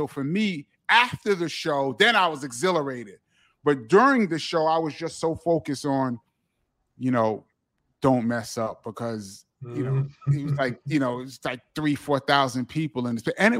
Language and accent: English; New York, United States; I go into a lot of detail about what it was like growing up in New York for kids like us, and to see hip hop, to live on Kool Herc's block when hip hop is created.